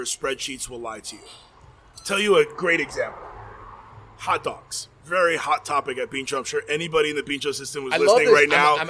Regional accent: Chicago, Illinois, United States; born there; I was born in Chicago, and I know we serve one of the best hot dogs

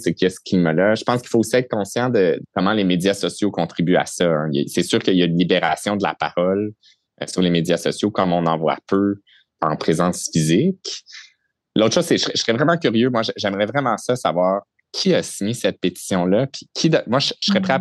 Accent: Saint-Constant, Quebec, Canada; j'ai grandi à Saint-Constant, qui est la ville voisine de Sainte-Catherine

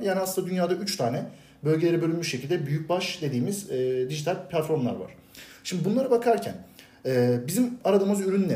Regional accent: Bursa, Turkey; Bursa'da doğdum büyüdüm. Bursa'da yaşıyorum

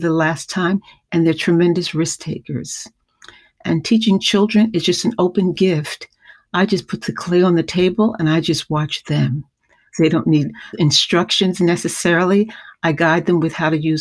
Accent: New York City, New York, United States; I'm a native New Yorker. I live in the house I grew up in St. Albans, Queens

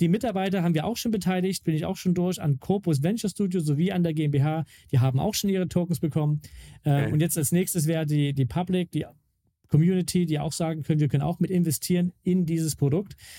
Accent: Mittweida, Saxony, Germany; In Mittweida, also wo ich herkomme, ihr kleines Städtchen.

